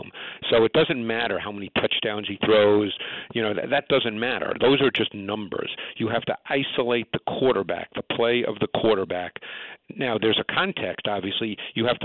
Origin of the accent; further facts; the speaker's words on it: New York City, New York, United States; I grew up in Queens